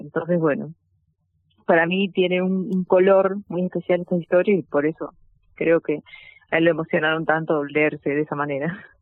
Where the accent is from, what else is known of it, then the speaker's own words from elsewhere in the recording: Argentina; nuestra identidad como argentinos